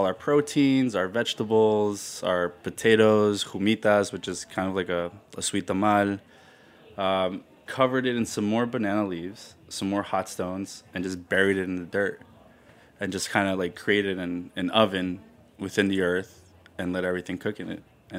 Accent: New Jersey, United States; No, it's not how I grew up eating in New Jersey.

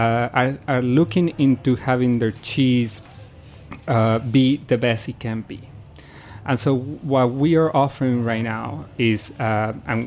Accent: Morelos, Mexico; I grew up in the state of Morelos, sort of south of Mexico City, small little town

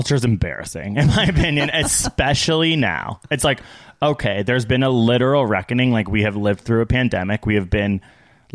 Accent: Canada; we are Canadian

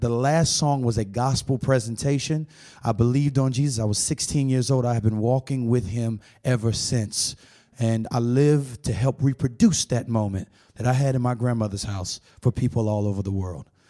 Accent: Tampa, Florida, United States; I'm from Tampa, Florida

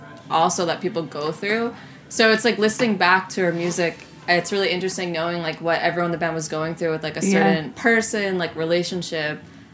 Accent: Long Island, New York, United States; I grew up on Long Island, like, middle school, high school.

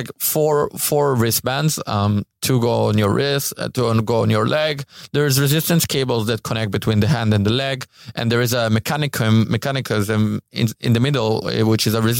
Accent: Israel; I'm from Israel.

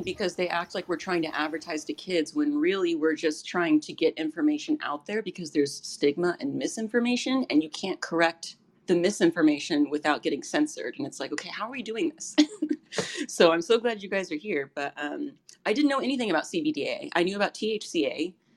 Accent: Thousand Oaks, California, United States; now in Santa Monica, United States; I was born in Thousand Oaks, so I know where Ventura is

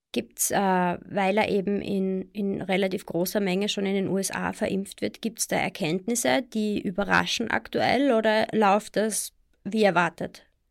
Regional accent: Austria; bei uns in Österreich

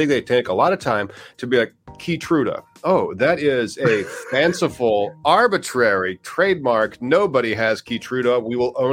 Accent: United States; I'm an American, not Canada

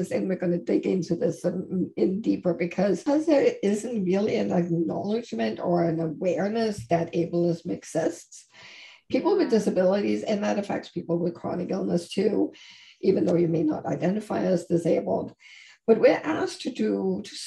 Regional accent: Denmark; now in Toronto, Canada; I live in Canada, in Toronto, and that I'm originally from Denmark.

